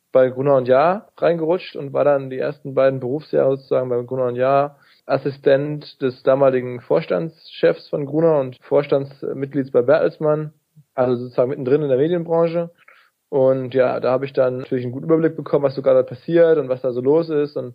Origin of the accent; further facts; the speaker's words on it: North Rhine-Westphalia, Germany; Radio Essen, NRZ, also im Ruhrgebiet, da wo ich herkomme.